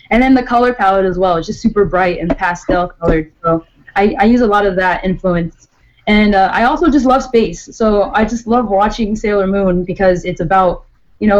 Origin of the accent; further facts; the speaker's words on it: Maryland, United States; moved away as an adult; now in Florida, United States; I'm originally from Maryland, and then I moved to Florida for school